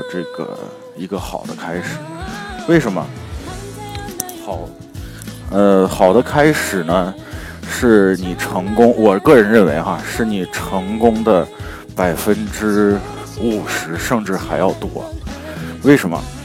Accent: China; 我们都是中国人

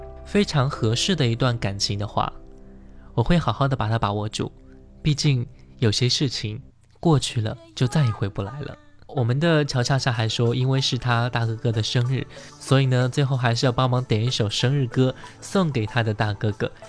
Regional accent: Inner Mongolia, China; now in Tianjin, China; 我是内蒙古人，在天津上大学，他也是天津的。

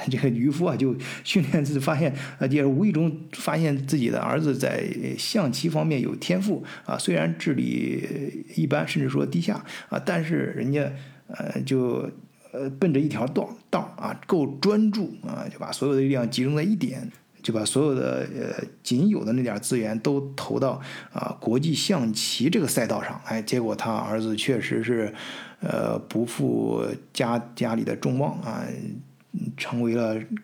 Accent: China; 咱们中国人

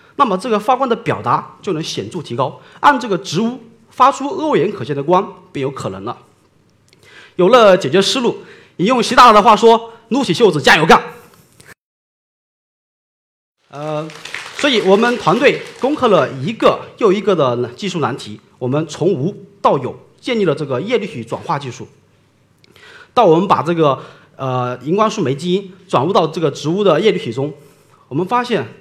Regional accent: Honghu, Hubei, China; 我出生在美丽的湖北湖北岸边

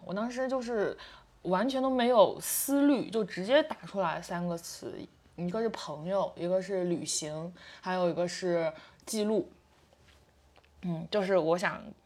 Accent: Qingdao, Shandong, China; 我是青岛的

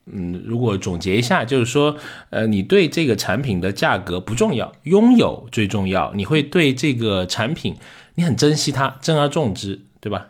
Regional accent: Liuzhou, Guangxi, China; accent: Liuzhou dialect; moved away; 我们就开始说柳州话在点餐

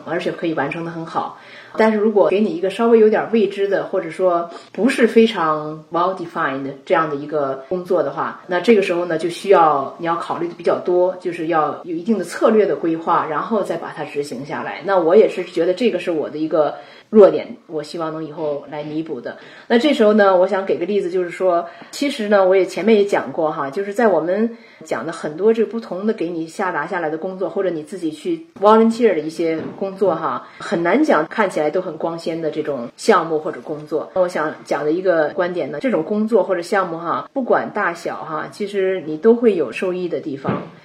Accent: China; moved away as an adult; now in United States; 咱们大多数中国人留学过来

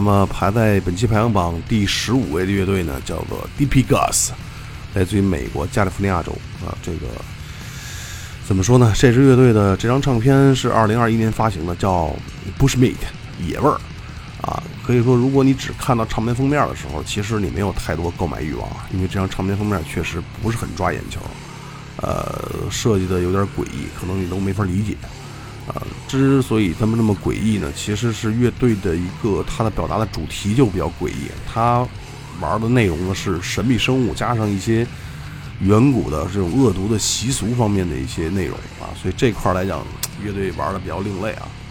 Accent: Beijing, China; accent: Beijing dialect; 按照咱们北京话讲就很俏皮

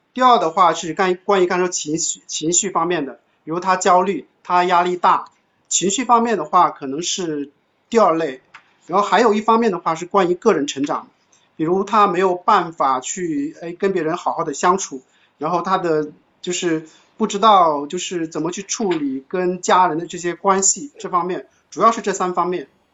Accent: China; 我们中国人

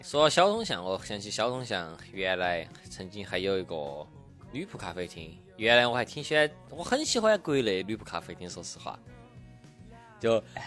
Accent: Chengdu, Sichuan, China; accent: Sichuanese; moved away; 作为一个成都人

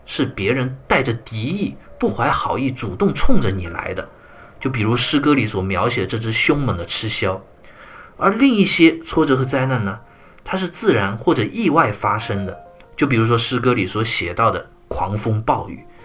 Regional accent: China; 我们中国人有句俗话

